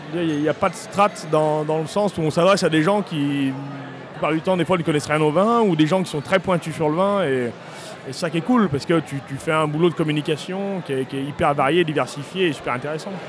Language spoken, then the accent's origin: French; Beaujolais, Auvergne-Rhône-Alpes, France; vigneron dans le Beaujolais depuis une famille qui est là depuis cinq générations au même endroit.